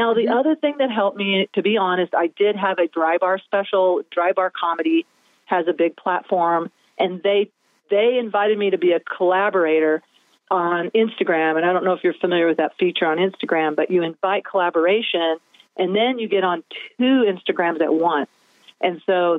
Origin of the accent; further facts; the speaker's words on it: the Ozarks, United States; I'm from the Ozarks.